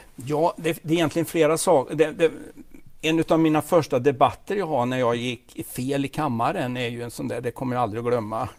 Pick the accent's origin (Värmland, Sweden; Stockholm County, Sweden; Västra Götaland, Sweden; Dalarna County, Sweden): Västra Götaland, Sweden; Falköping, Västergötland; accent: Västgöte; Jag är född i Falköping. Mm. I Fallköping som de säger på västgötska.